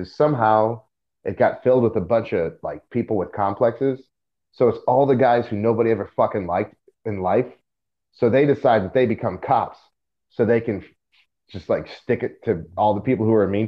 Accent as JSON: {"language": "English", "country": "United States", "said": "As an American"}